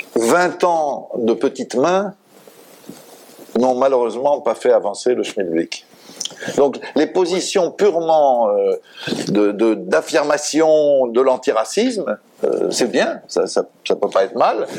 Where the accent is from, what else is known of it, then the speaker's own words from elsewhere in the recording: France; chez nous, en France